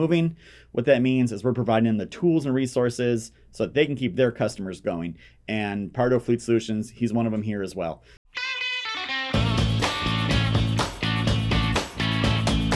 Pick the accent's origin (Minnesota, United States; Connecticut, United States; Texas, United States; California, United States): Minnesota, United States; now in South Carolina, United States; I grew up in Minnesota, the winters in South Carolina are starting to feel cold to me.